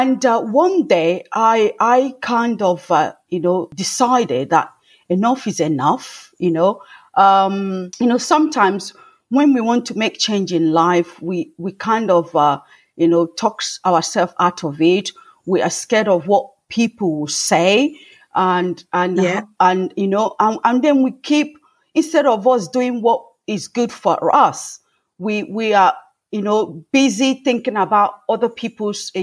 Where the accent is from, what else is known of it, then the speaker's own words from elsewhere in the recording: Nigeria; now in England, United Kingdom; I grew up in Africa and Nigeria, to be precise, and at a family of seven.